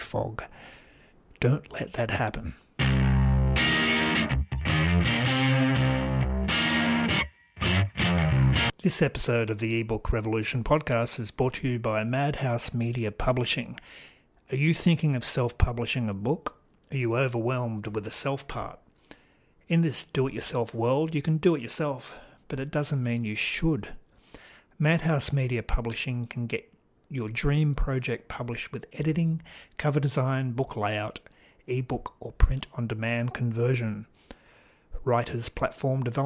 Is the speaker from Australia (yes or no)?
yes; Australia; also born or lived in Port Macquarie, New South Wales; It's doubly weird being Australian. I live in the state of New South Wales